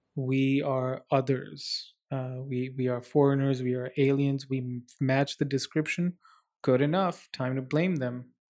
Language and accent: English; Dubai, United Arab Emirates; moved away as an adult; also born or lived in India / Abu Dhabi; now in Vancouver, Canada; I, uh, was born in India, but then I grew up in the Middle East, um, moved almost immediately to, uh, Dubai, the United Arab Emirates, Dubai, Abu Dhabi, spent about seventeen years of my life there